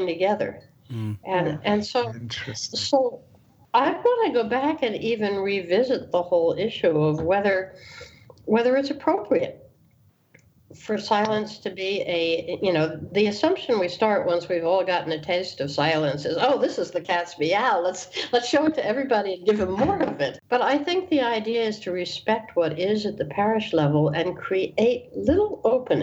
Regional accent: the North, United States; being a Northerner by birth and by persuasion, although I have Southern lineage

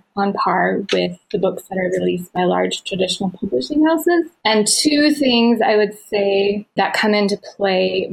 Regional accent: Utah, United States; moved away as an adult; also born or lived in Minnesota; now in Ohio, United States; I grew up out west in Utah

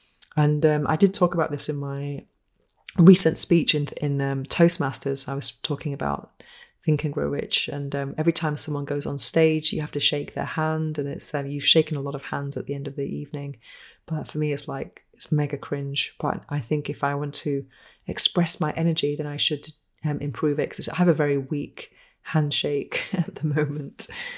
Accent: United Kingdom; No handshake, no kissing, because I think I'm British. I don't do that.

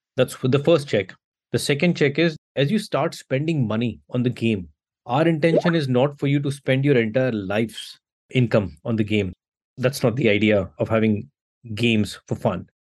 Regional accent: India; I come from India

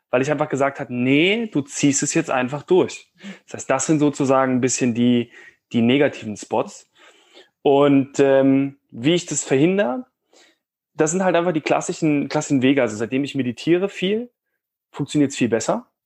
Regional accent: Cologne, North Rhine-Westphalia, Germany; ich komme ja ursprünglich aus Köln und bin so ein kleiner Optimist.

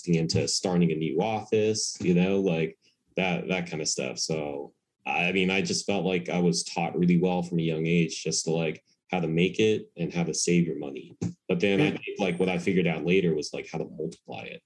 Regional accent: United States; I was born and raised in America

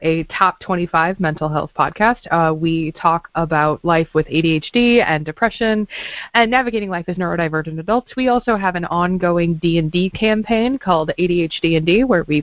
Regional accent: Midwest, United States; moved away; I grew up in the Quad Cities

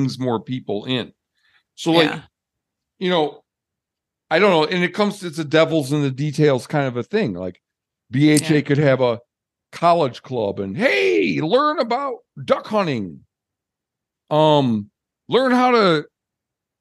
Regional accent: Michigan, United States; now in Montana, United States; I'm from Michigan

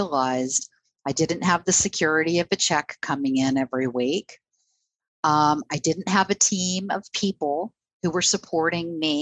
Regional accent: Southern California, United States; moved away; I grew up in Southern California

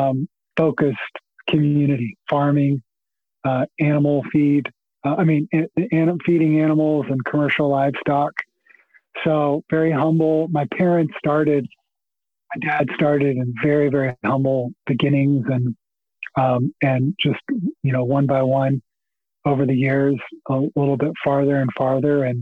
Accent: Hereford, Texas, United States; I grew up in in the panhandle of Texas

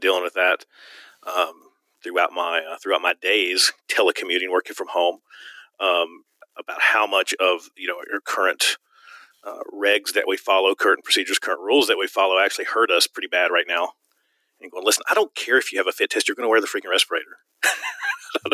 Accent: Virginia, United States; now in Arizona, United States; I'm from Virginia originally

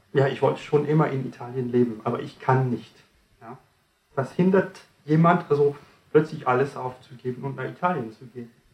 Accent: France; now in Germany; Ich komme nicht ganz aus Deutschland, ich komme aus Frankreich

